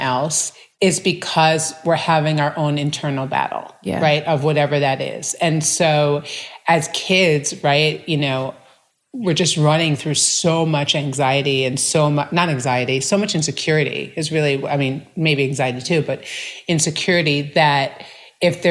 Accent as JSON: {"language": "English", "region": "New York", "country": "United States", "tie": "born or raised there", "said": "I grew up in New York to very loving parents with an older brother"}